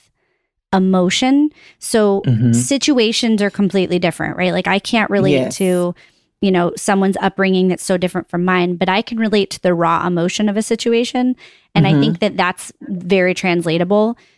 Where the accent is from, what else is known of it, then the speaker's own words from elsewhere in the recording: Northeast, United States; I grew up on in the Northeast